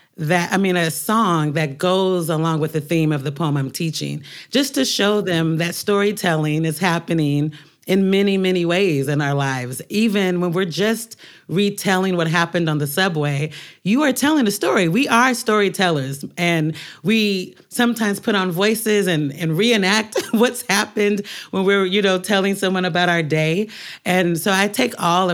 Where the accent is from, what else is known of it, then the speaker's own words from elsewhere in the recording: Portland, Oregon, United States; moved away as an adult; now in New York, United States; While I was growing up in Portland